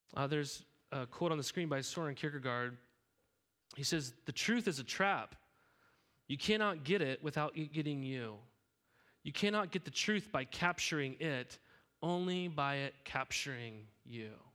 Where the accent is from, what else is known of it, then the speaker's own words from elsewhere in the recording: Helena, Montana, United States; now in Corvallis, United States; I grew up in Helena, Montana